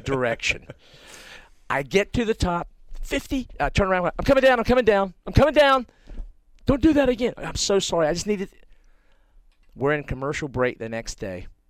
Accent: North Carolina, United States; a kid from North Carolina

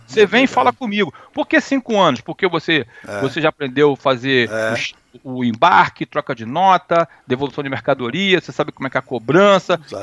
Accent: Rio de Janeiro, Brazil; moved away; also born or lived in United States; eu sou americano, mas meu sangue é brasileiro. Eu tenho nome de gringo, mas eu sou carioca

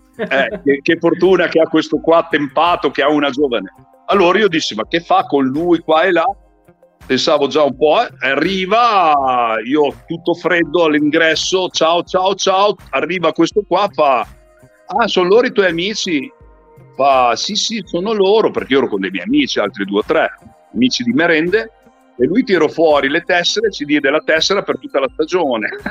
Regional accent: Modena, Emilia-Romagna, Italy; sono di Modena

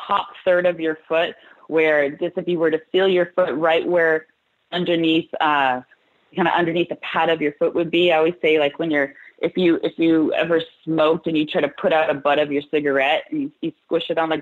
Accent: California, United States; I'm from California

